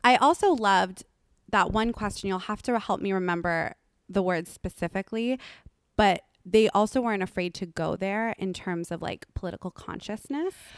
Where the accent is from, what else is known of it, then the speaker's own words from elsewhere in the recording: Los Angeles, California, United States; I'm from Lo-, Los Angeles